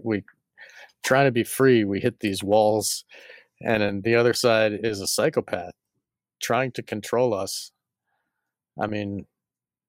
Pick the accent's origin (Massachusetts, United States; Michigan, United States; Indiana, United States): Massachusetts, United States; I was born in Massachusetts